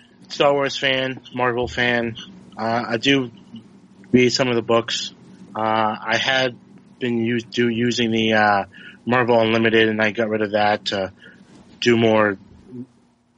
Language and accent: English; Harvard, Massachusetts, United States; I'm from Harvard, Mass